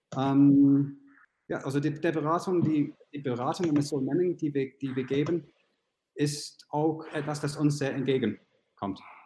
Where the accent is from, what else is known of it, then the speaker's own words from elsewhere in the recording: United Kingdom; accent: British; German is a second language; now in Munich, Germany; meinen britischen Akzent